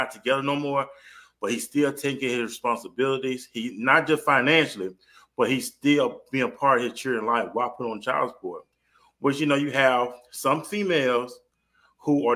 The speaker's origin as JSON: {"language": "English", "town": "Mobile", "region": "Alabama", "country": "United States", "moved": "as an adult", "lives_now": "Dallas-Fort Worth, United States", "said": "I'm originally from Mobile, Alabama"}